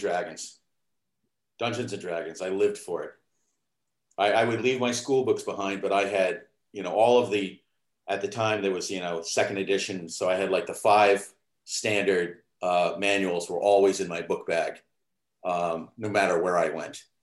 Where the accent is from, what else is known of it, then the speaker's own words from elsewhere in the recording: New England, United States; also born or lived in Sleepy Hollow, New York; now in New York, United States; I grew up in New England, um, even though I was born in New York.